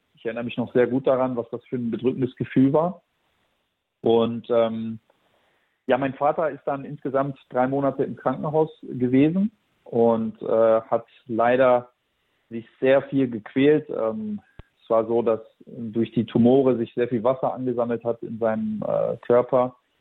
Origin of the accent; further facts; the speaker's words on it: Germany; wir sind äh, aus Kroatien. Ich bin hier in Deutschland geboren